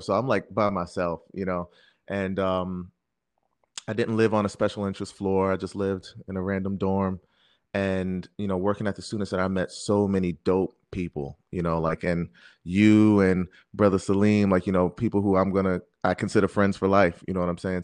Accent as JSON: {"language": "English", "town": "Jersey City", "region": "New Jersey", "country": "United States", "tie": "born or raised there", "also_born_or_lived": "Brooklyn, New York", "said": "I'm originally from Brooklyn, New York"}